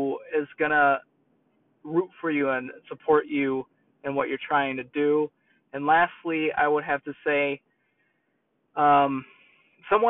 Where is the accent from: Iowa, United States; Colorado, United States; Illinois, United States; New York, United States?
New York, United States; accent: New York; moved away; my New York accent